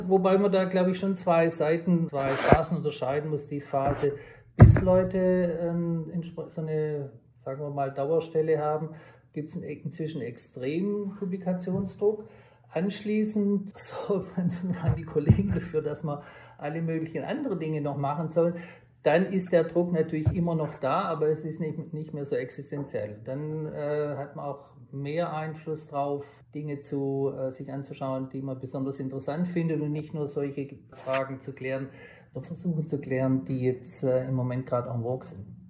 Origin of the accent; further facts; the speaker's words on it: southwest Germany, Germany; moved away as an adult; also born or lived in Tübingen / Stanford; now in Bayreuth, Germany; Ich komme ursprünglich aus dem Südwesten der Republik